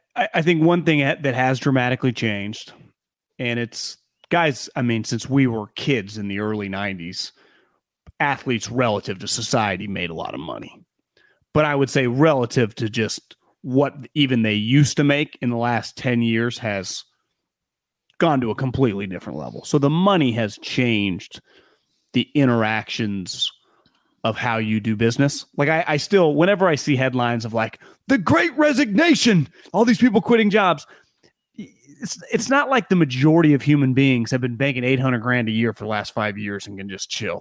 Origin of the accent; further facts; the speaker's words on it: Sacramento, California, United States; we grew up around the Kings and Arco Arena when they were really good